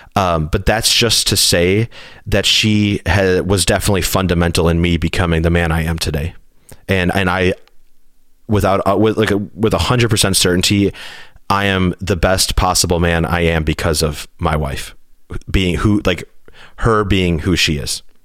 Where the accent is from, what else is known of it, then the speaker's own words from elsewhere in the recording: Hinsdale, Illinois, United States; I was born in Hinsdale, Illinois, which is a suburb, a really wealthy suburb outside of the city of Chicago